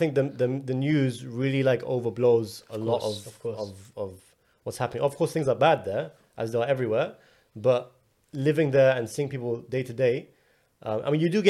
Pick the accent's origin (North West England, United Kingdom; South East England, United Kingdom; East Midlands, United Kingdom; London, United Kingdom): London, United Kingdom; moved away as an adult; now in United States; I live in London. I was born and raised in London. Like everything about me is London. Yeah. Since I opened my eyes till age 32. And now I'm living on the other side in a place I've never really, you know, spent a lot of time in.